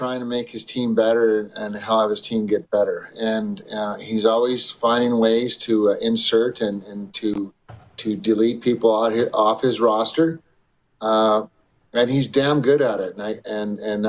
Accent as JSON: {"language": "English", "country": "Canada", "said": "being a Canadian"}